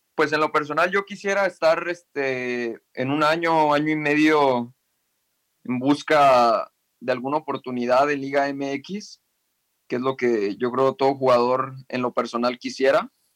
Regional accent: El Salto, Jalisco, Mexico; yo soy de, del Salto, Lomas del Verde, se llama la colonia

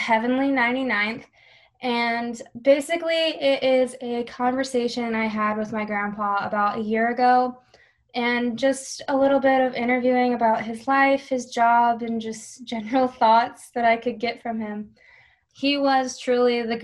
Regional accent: Buhler, Kansas, United States; also born or lived in Hutchinson, Kansas; I'm actually from Bueller or Hutchinson, Kansas. I went to Bueller High School

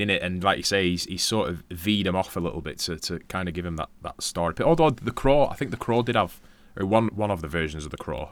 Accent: Darwin, Northern Territory, Australia; you're from Darwin

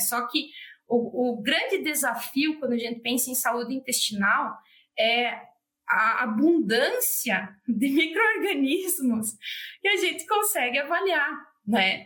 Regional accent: Santo Cristo, Rio Grande do Sul, Brazil; eu sou de Santo Cristo. Ele é o maior produtor de suínos do estado, do Rio Grande do Sul

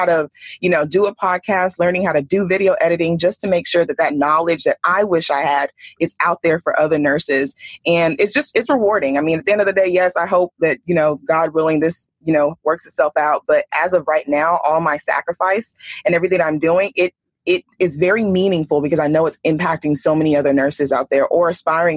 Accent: Texas, United States; moved away as an adult; now in Bay Area, United States; I'm from Texas

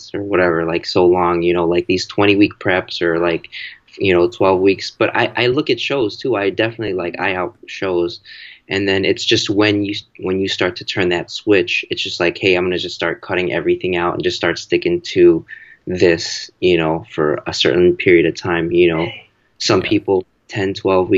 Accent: Chicago, Illinois, United States; I'm from Chicago

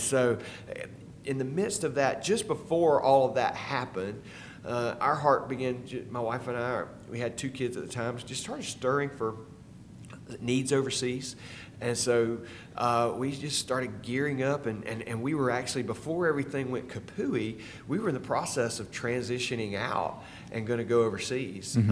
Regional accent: Statesboro, Georgia, United States; I grew up here in Statesboro

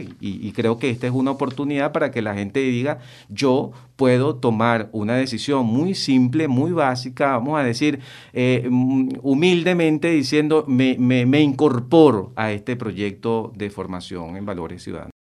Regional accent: Venezuela; como venezolanos

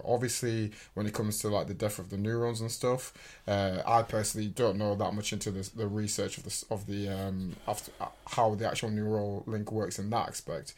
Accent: England, United Kingdom; we're English

